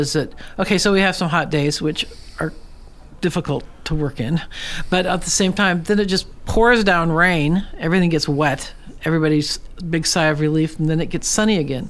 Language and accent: English; Portland, United States; now in Alaska, United States; when I grew up in Portland, every house on our block was built about 1905